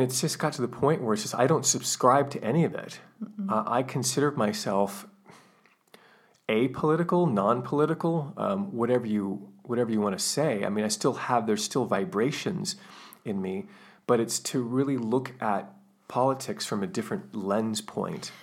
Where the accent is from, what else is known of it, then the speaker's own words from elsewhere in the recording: United States; I'm from the United States